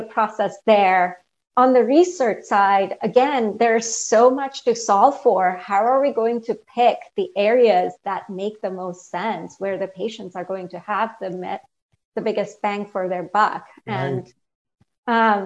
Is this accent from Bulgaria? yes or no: no; India; moved away as an adult; now in United States; I grew up in India, and I came here as an undergrad in college